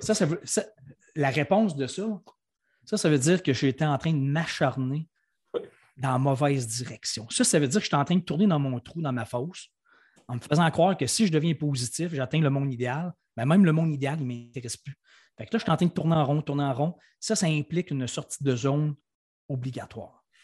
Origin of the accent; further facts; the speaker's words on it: Quebec City, Quebec, Canada; je viens de Québec, j'habite encore à Québec